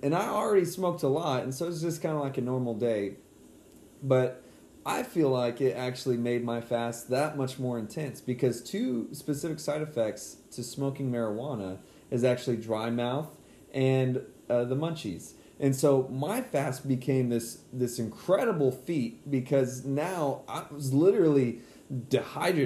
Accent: San Antonio, Texas, United States; moved away; back to my hometown of San Antonio, where luckily we're back at now

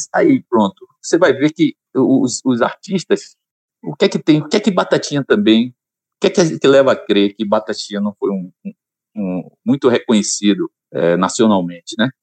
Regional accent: Salvador, Bahia, Brazil; now in Alagoinhas, Brazil; Nasci em Piripiri, no subúrbio de Salvador

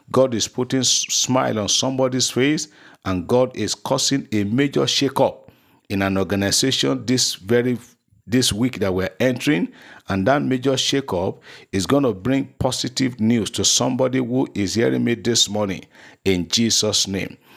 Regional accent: Lagos, Nigeria; from Lagos.

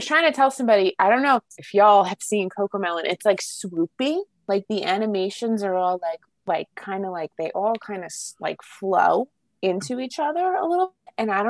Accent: New Jersey, United States; accent: Jersey; I probably said it like Dax because I'm like {S1} It's {S0} my Jersey accent.

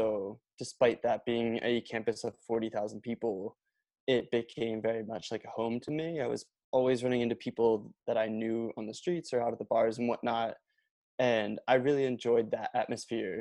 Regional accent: Norristown, Pennsylvania, United States; I grew up in Norristown

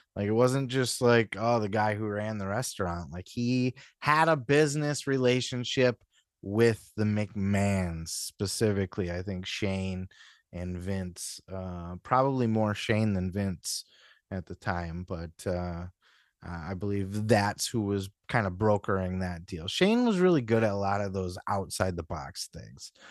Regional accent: Midwest, United States; where I'm from, you know, up in the Midwest

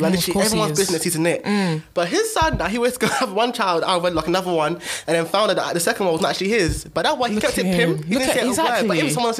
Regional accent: Ghana; I think that being Ghanaian as well

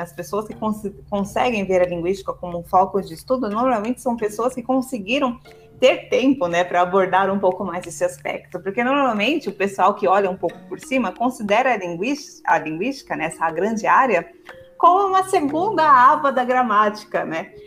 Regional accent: São Paulo, Brazil; Eu e o Eric nós somos, nós somos paulistas

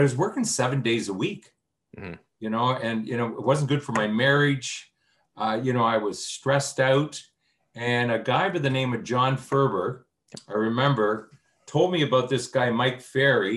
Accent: New Brunswick, Canada; now in Toronto, Canada; I grew up in the East Coast in New Brunswick, moved here, met my wife 48 years ago

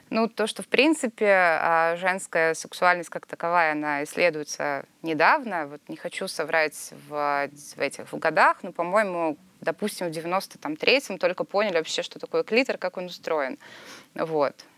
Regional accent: Sochi, Krasnodar Krai, Russia; я из Сочи

